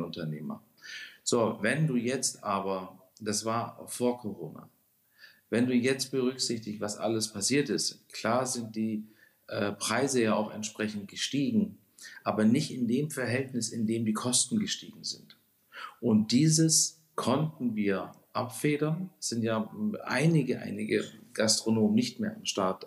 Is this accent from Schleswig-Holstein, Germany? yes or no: no; Konstanz, Baden-Württemberg, Germany; moved away as an adult; now in Hamburg, Germany; Ursprünglich bin ich geboren in Konstanz am Bodensee, also ein Badenser ganz gar nicht so weit weg von euch